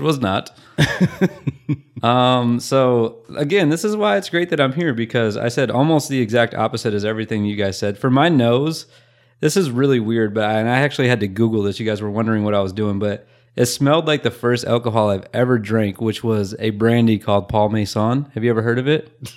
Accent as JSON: {"language": "English", "region": "Michigan", "country": "United States", "said": "I'm from Michigan."}